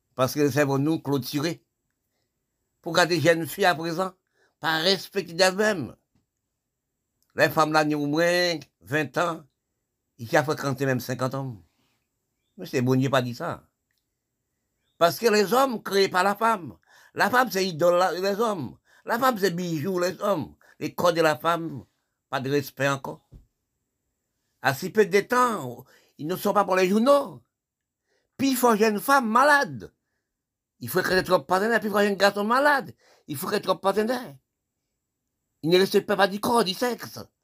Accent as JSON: {"language": "French", "country": "Haiti", "said": "nous sommes des Haïtiens"}